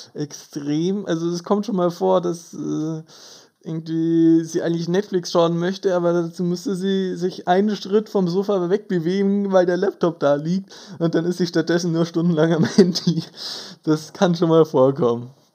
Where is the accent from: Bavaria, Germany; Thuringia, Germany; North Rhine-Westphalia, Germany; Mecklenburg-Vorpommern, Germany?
Bavaria, Germany; Böbing; wir kommen beide ursprünglich aus Böbing, einem sehr kleinen Kaff in äh, Bayern.